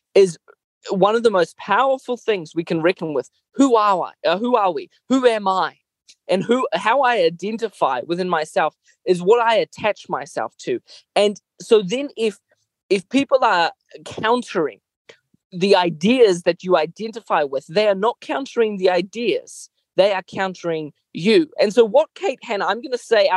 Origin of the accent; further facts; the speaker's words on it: Mozambique; moved away; I grew up in Mozambique